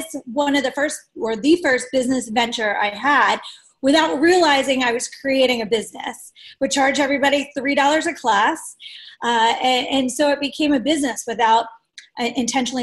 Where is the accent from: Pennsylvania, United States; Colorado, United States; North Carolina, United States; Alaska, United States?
Pennsylvania, United States; Delaware County; I'm from Delaware County